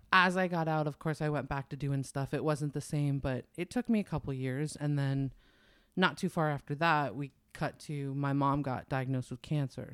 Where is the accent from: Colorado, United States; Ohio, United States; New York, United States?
New York, United States; also born or lived in New Hampshire; now in California, United States; I grew up in New York longer than I lived anywhere else